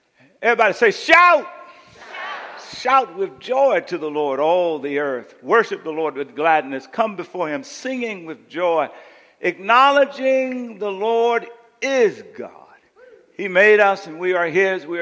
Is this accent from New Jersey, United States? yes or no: no; Coushatta, Louisiana, United States; growing up in Coushatta